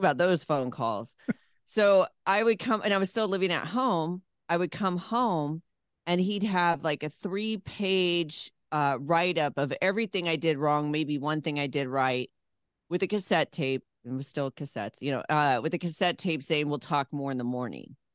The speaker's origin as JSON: {"language": "English", "town": "Phoenix", "region": "Arizona", "country": "United States", "tie": "born or raised there", "also_born_or_lived": "California / Louisville", "moved": "yes", "lives_now": "Nashville, United States", "said": "I grew up around radio in Phoenix, Arizona"}